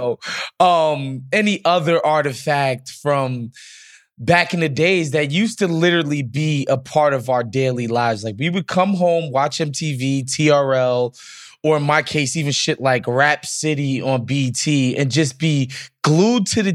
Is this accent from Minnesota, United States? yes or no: no; New York, United States; as somebody who was born and raised in New York